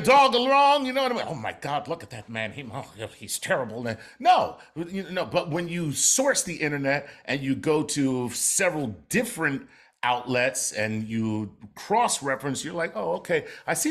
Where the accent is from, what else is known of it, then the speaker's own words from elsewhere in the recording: Philadelphia, Pennsylvania, United States; I'm from Philly.